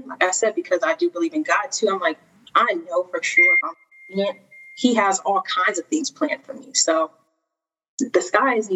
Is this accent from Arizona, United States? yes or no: yes; Phoenix, Arizona, United States; moved away as an adult; now in Atlanta, United States; Born and raised in Phoenix, Arizona